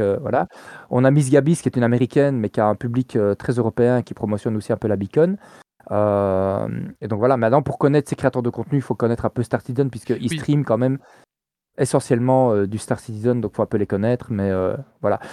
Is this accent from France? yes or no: no; Liège, Wallonia, Belgium; je suis liégeois